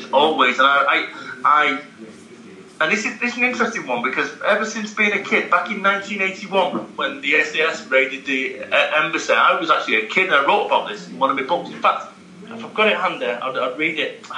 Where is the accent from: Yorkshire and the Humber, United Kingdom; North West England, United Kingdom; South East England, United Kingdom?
North West England, United Kingdom; Salford; I'm from Salford, Manchester